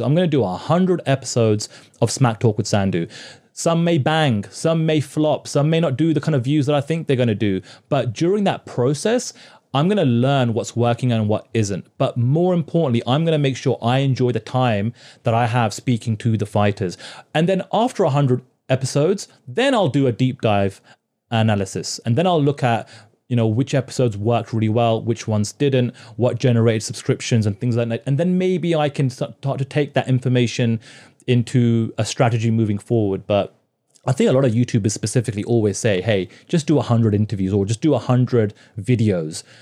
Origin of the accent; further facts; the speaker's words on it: United Kingdom; moved away as an adult; now in Toronto, Canada; I'm a Brit and I kind of come from that kind of work culture